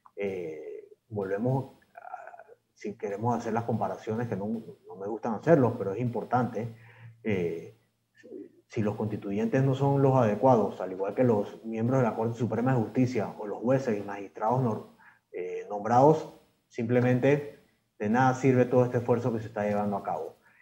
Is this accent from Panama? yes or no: yes; Panama; como panameños